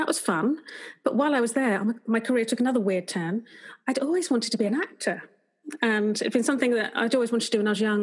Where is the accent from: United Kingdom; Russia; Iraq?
United Kingdom; Potters Bar, East of England; moved away as an adult; also born or lived in Liverpool; Potter's Bar, my hometown.